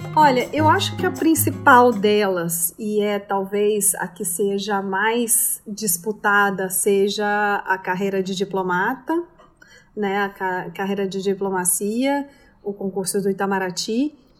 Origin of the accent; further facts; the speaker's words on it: Goiânia, Goiás, Brazil; moved away as an adult; also born or lived in Brasília / Paris, France; now in New York, United States; Eu sou de Goiânia, Goiás, então do centro né, do Brasil